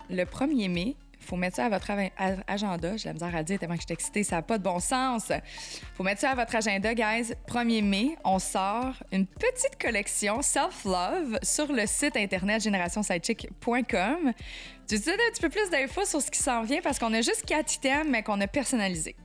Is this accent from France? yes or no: no; Quebec, Canada; on dit qu'on est québécois